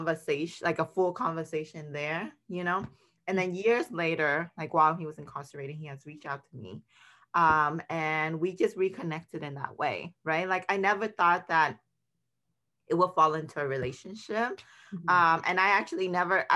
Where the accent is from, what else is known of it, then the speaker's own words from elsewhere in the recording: Oakland, California, United States; also born or lived in Vietnam; I moved from Vietnam to Oakland since I was 10. So I've been out in the Bay ever since